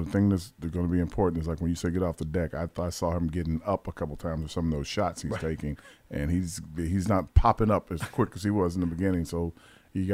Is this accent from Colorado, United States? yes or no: no; New York, United States; now in Atlanta, United States; I'm down here in Atlanta. I'm from New York.